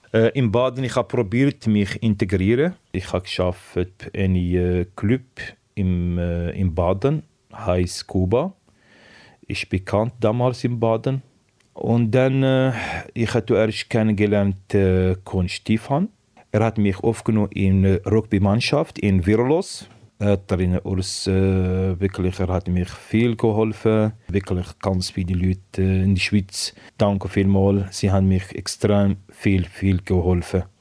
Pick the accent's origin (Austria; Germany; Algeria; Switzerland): Algeria; German is a second language; moved away as an adult; also born or lived in Tunisia; Ja, 1996 bin ich äh, von Algerien geflüchtet